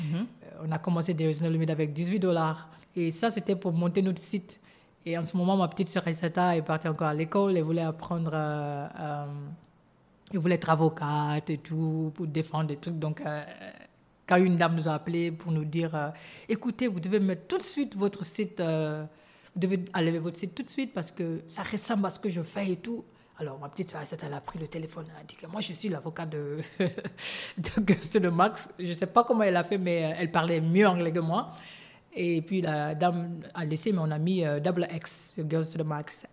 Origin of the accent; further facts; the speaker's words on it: Guinea; moved away; also born or lived in New York; je suis guinéenne